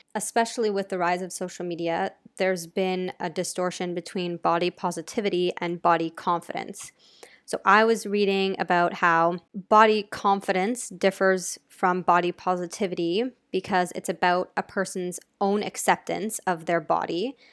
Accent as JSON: {"language": "English", "country": "United States", "said": "I'm American"}